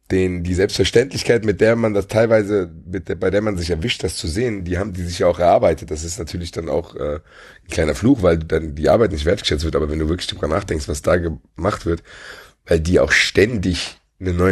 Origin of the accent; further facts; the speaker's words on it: Frankfurt, Hesse, Germany; Keine Ahnung, ich kann es nur als Frankfurter sagen, aber wir zu Hause gegen